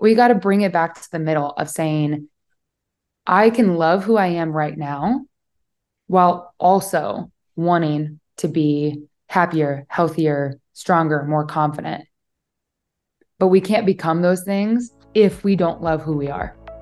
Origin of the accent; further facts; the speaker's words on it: Omaha, Nebraska, United States; moved away; also born or lived in Austin, Texas; I was living in Austin, Texas at the time. I'm from Omaha, Nebraska, so very big life shift there.